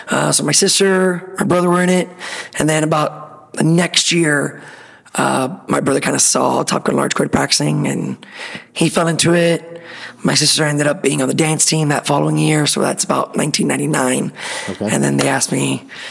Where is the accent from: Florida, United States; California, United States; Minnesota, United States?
Florida, United States; Miami; born and raised in Miami. Been there my whole life